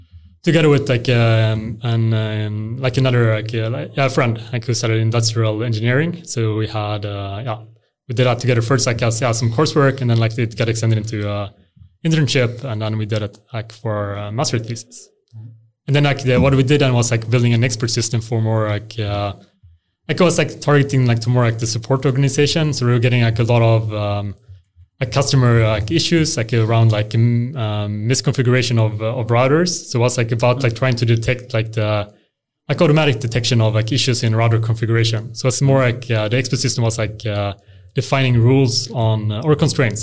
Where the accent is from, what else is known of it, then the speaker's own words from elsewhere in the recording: Helsingborg, Skåne, Sweden; now in Huddinge, Sweden; I grew up in Helsingborg